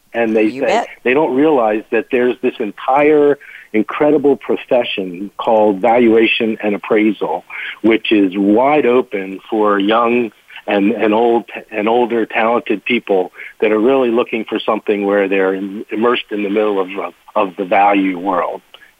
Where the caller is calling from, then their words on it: Washington, District of Columbia, United States; I am in Washington, D.C., and I head up our Colliers Internati